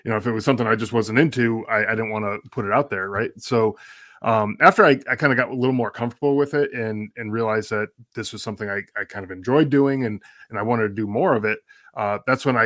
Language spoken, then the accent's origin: English; Connecticut, United States; moved away as an adult; now in Arizona, United States; Yeah, so I was uh, born and raised in Connecticut. Uh, okay, lived there all my life up until about nine years ago when we moved out here to uh, Arizona, where I am now.